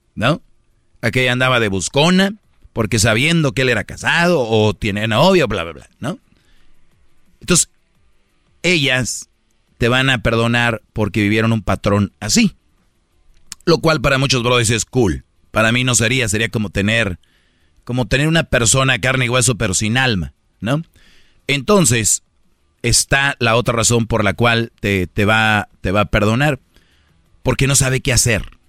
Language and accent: Spanish; Monterrey, Nuevo León, Mexico; soy de Monterrey